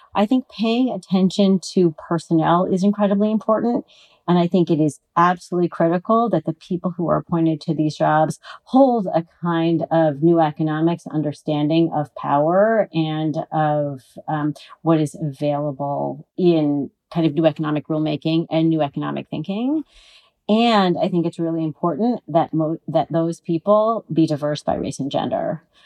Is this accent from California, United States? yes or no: yes; California, United States; I'm a Californian